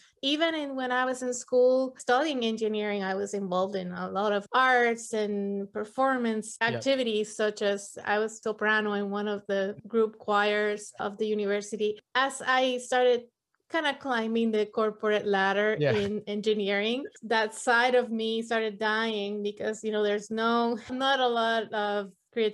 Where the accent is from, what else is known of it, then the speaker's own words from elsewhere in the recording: Puerto Rico; moved away as an adult; also born or lived in mainland US; now in United States; I am from Puerto Rico. I was born and raised there, but moved to the mainland US probably when I was 25.